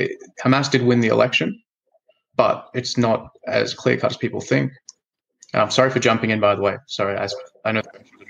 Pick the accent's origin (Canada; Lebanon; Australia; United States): Australia; also born or lived in Melbourne / Jerusalem; I'm an Australian Palestinian, and yeah, I'm an entrepreneur. I have a business here in Australia